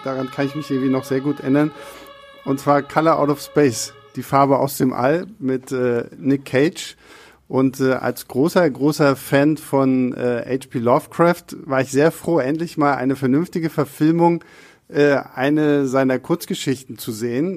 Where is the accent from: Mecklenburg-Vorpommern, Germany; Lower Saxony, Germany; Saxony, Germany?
Mecklenburg-Vorpommern, Germany; Rostock; first language German; now in Berlin, Germany; ich war zu dem Zeitpunkt gerade bei meinen Eltern zu Hause und in Rostock